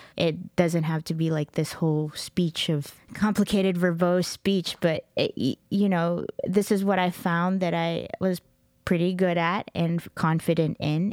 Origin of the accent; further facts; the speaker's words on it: Dallas–Fort Worth, Texas, United States; also born or lived in Middle East / Los Angeles; I grew up in Texas